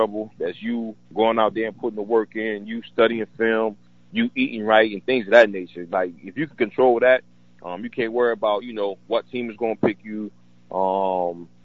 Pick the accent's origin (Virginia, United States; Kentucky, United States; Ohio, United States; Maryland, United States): Virginia, United States; Newport News; my hometown, Newport News.